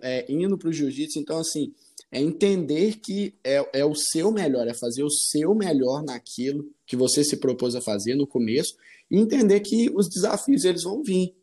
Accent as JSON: {"language": "Portuguese", "town": "Arcos", "region": "Minas Gerais", "country": "Brazil", "moved": "as an adult", "lives_now": "Vespasiano, Brazil", "said": "eu sou do interior de Minas, chama Arcos, minha cidade. Ela é do centro-oeste mineiro."}